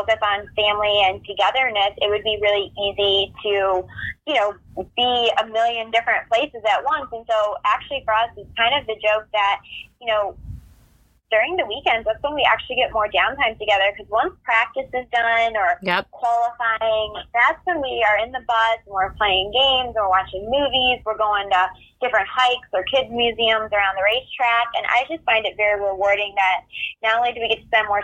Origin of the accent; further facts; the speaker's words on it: Northwest Indiana, United States; Oh, I grew up in Northwest Indiana, and then I went to school at Purdue.